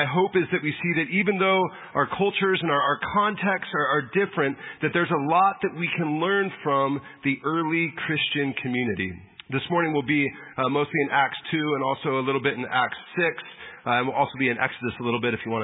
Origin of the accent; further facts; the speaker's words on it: San Diego, California, United States; I grew up in San Diego, grew up a Padre fan.